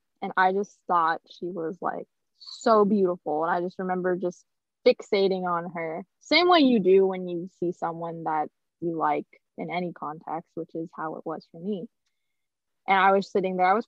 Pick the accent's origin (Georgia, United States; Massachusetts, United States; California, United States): California, United States; we grew up in Prop 8 California where people weren't okay with that sort of stuff.